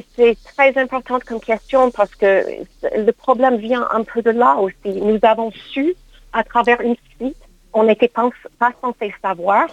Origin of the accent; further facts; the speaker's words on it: United States; now in France; mon pays d'origine, les États-Unis